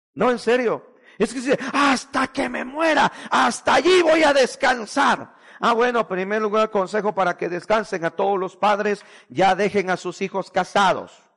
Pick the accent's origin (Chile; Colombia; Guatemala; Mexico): Guatemala; moved away; fui a Guatemala viví una experiencia horrible, hermano, en mi tierra